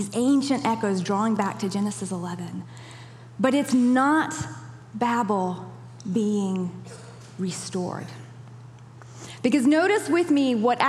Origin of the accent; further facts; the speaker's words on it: Kenya; moved away; I even remember growing up in Kenya